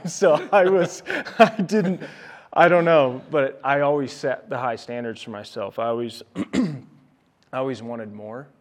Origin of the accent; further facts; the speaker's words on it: Olathe, Kansas, United States; moved away as an adult; I grew up just outside Kansas City uh, in Olathe, Kansas